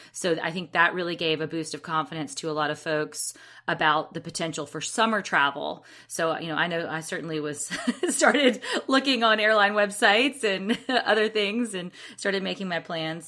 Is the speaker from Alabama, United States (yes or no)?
yes; Alabama, United States; I'm from Alabama